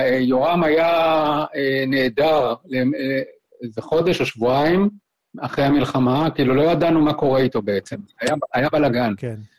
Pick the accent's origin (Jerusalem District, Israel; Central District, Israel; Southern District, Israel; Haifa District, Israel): Central District, Israel; also born or lived in Kibbutz Hefziba; אמא שלי התחתנה מחדש ועברנו לקיבוץ פלמחים על חוף הים